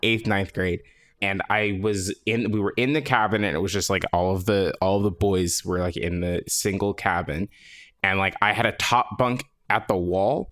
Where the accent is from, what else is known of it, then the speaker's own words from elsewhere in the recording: Los Angeles, California, United States; I did grow up here, born and raised in Los Angeles